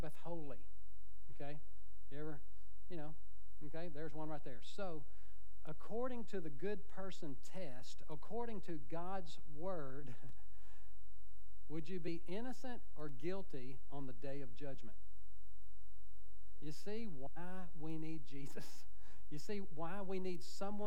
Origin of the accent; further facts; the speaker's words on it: United States; I was born in America